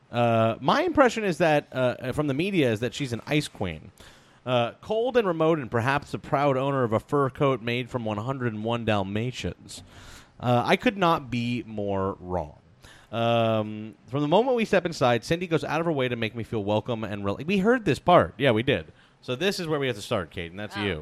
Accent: New Jersey, United States; I explained to Megan that growing up in New Jersey, I never fired a gun.

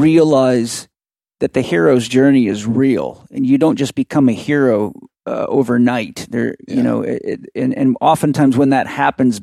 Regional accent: Vancouver Island, British Columbia, Canada; I'm from Vancouver Island in the middle of nowhere.

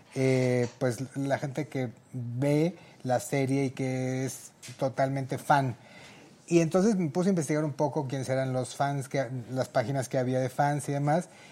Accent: Taxco, Guerrero, Mexico; Yo soy tasqueño, guerrerense

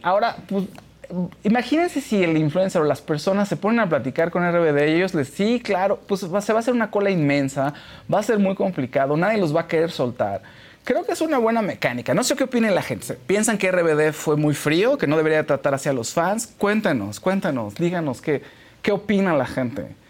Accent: Mexico; en nuestro país

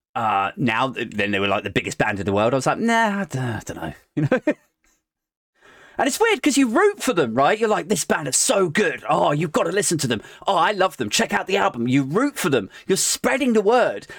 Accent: United Kingdom; I'm from Ellington Park and the, the, the Toynbee Estate.

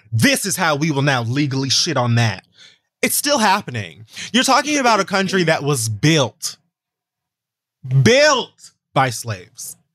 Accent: Florida, United States; I'm from Florida.

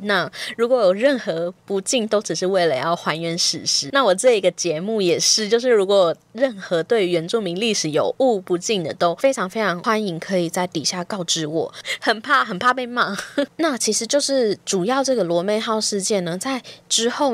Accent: Taiwan; 我自己其实是土生土长的台湾人

